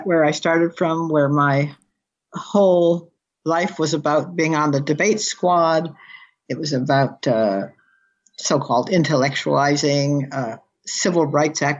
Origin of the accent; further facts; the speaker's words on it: Camarillo area, California, United States; moved away as an adult; also born or lived in Detroit, Michigan / New Zealand; now in Camarillo, United States; I was born in Detroit, but I was dragged up about 30 miles from Camarillo. But my home is New Zealand when I'm there